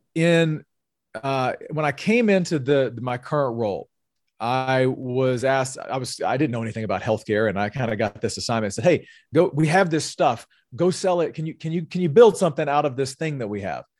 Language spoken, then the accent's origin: English; North Louisiana, United States; moved away as an adult; also born or lived in California; I'm originally from North Louisiana